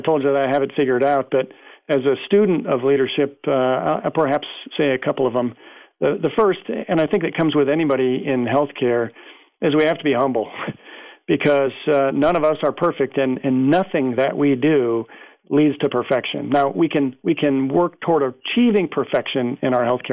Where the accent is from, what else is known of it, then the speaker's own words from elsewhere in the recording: United States; as an American